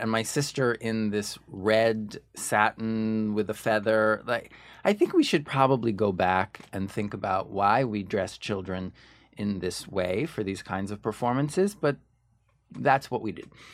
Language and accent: English; Ridgewood, New Jersey, United States; also born or lived in New York City; when I was born, uh, we lived in Ridgewood, New Jersey